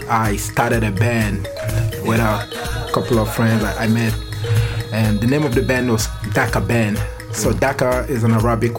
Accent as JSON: {"language": "English", "region": "Lagos", "country": "Nigeria", "tie": "born or raised there", "moved": "yes", "said": "So I'm from Nigeria, West Africa."}